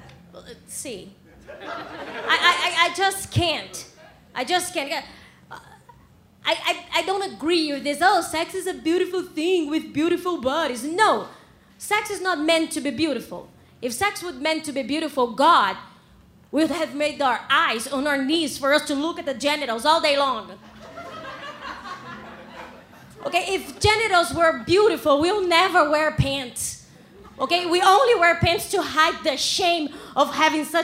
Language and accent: English; Brazil; English is a second language; moved away as an adult; now in Canada; I'm from Brazil, that's why I have an accent